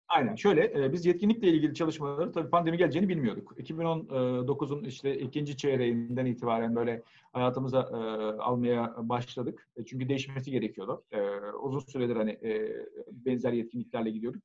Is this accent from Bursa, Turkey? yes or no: no; Ankara, Turkey; 1973 Ankara doğumluyum ben.